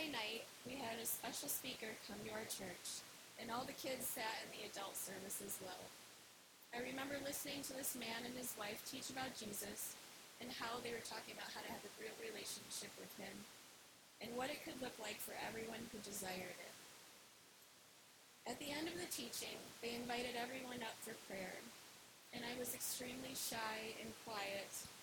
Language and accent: English; Wisconsin, United States; accent: Wisconsin; my Wisconsin accent